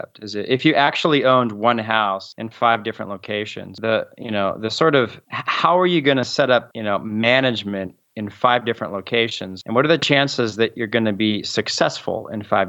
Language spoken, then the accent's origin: English; Southern California, United States; moved away as an adult; also born or lived in Montgomery, Alabama; I'm from Southern California, a much bigger city.